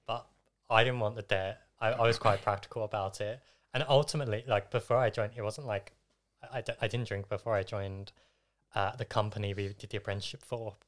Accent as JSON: {"language": "English", "area": "Essex", "region": "East of England", "country": "United Kingdom", "said": "I'm from Essex, but regularly spend time in London."}